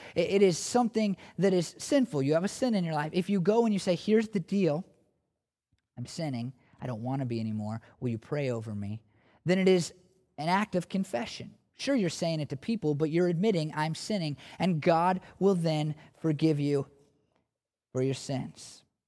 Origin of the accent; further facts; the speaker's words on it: United States; I'm an American